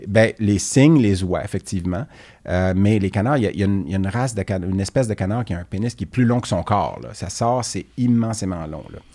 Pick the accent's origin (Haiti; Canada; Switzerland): Canada; Quebec; je suis québécois, je suis fier de mes origines